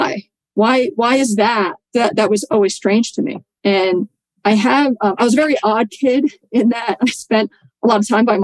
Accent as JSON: {"language": "English", "town": "New York City", "region": "New York", "country": "United States", "tie": "born or raised there", "said": "I grew up in Staten Island, New York, and I was very blue collar, working class family."}